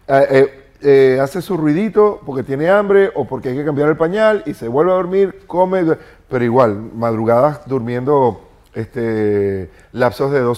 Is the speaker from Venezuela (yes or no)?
yes; Venezuela; moved away as an adult; porque en República Dominicana usted no necesita visa como venezolano para entrar. Y le dije, me voy a República Dominicana.